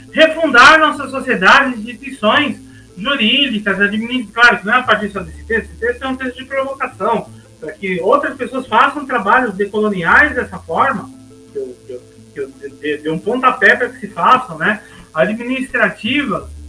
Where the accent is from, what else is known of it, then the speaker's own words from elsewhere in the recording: Brazil; a gente se sentir no nosso país como brasileiros